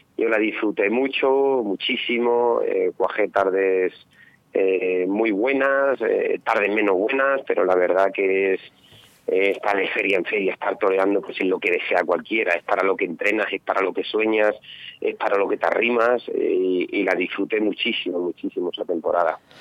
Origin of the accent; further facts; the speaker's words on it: Ledesma, Castile and León, Spain; en Ledesma, en mi pueblo, con mi gente